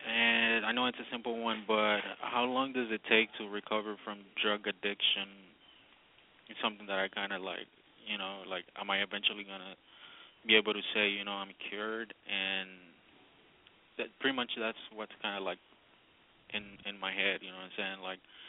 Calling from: Redwood City, California, United States; I'm from Redwood City.

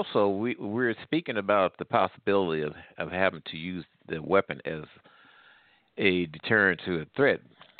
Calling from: Midwest, United States; I'm calling from the Midwest.

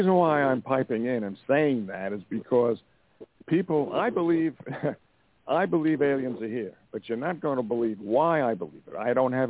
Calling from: Montana, United States

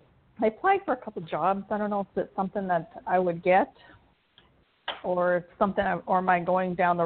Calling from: Florida, United States; I'm calling from Florida.

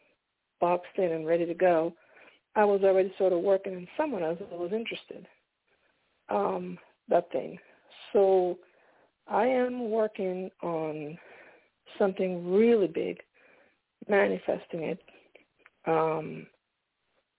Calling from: Pennsylvania, United States; I'm calling from Pennsylvania

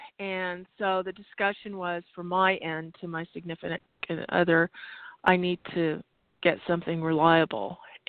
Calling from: Arizona, United States

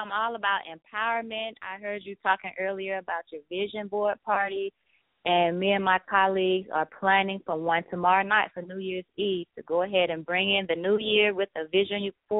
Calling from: Atlanta, Georgia, United States; from Atlanta Travel Leisure, and I'm calling from Atlanta, Georgia.

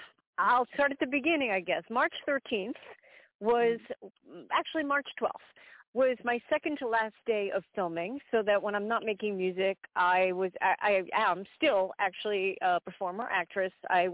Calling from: Belmar, New Jersey, United States; I'm calling you from the Jersey Shore. I'm calling you from Belmar

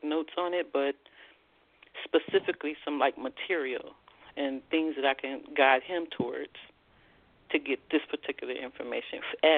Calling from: Columbus, Ohio, United States; I'm from Columbus, Ohio.

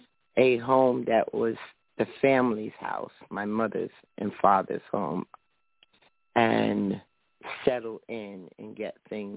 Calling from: New Jersey, United States; I'm calling from New Jersey.

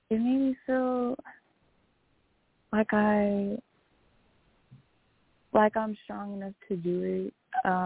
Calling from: Houston, Texas, United States; Yes, I'm from Houston, Texas.

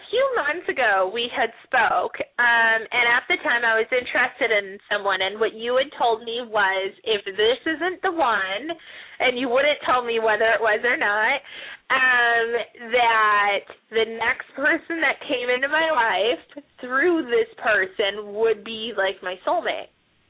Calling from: Chicago, Illinois, United States; … from Chicago.

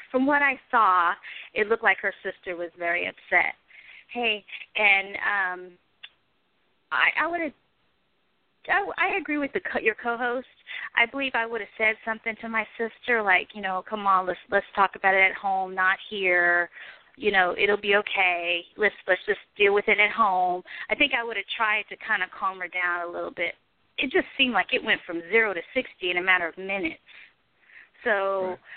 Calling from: Arkansas, United States; also born or lived in New York City; I'm calling from Arkansas

